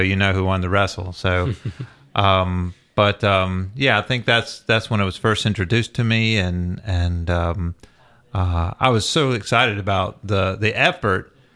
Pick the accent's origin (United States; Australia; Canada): United States; the South; growing up in the South